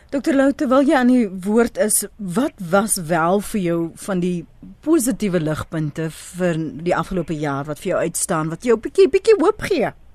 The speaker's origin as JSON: {"language": "Afrikaans", "country": "South Africa"}